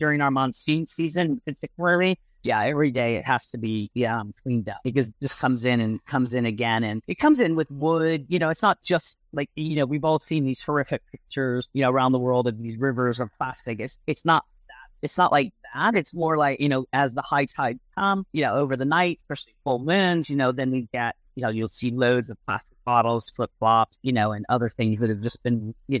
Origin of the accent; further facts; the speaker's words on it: Kenya; So what we do is, we obviously, because we're from Kenya, we have a huge like savanna line. We do huge giraffes, you know, all this kind of like lions, giraffes, warthogs, things to represent Kenya.